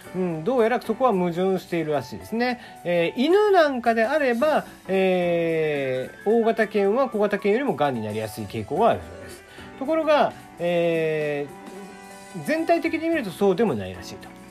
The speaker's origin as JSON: {"language": "Japanese", "region": "Kagoshima", "country": "Japan", "tie": "born or raised there", "said": "僕が小さい頃に育っていた小学校あの鹿児島"}